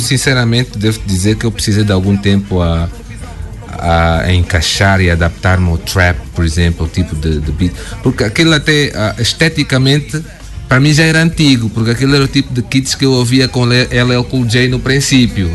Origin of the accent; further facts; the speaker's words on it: Portugal; accent: Angolan; moved away as an adult; now in Angola; saí da Angola para Portugal, não me lembro que eu tinha dois anos